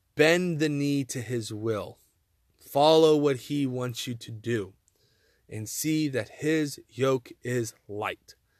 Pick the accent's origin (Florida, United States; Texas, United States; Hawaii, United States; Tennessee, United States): Texas, United States; moved away; also born or lived in Montana; I'm from Texas and I've lived in Montana